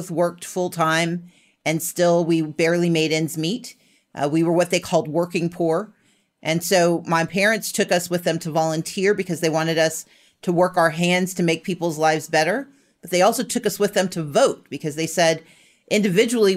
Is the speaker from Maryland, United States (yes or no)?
no; Mississippi, United States; also born or lived in Wisconsin; I was technically born in Wisconsin, but I grew up in Mississippi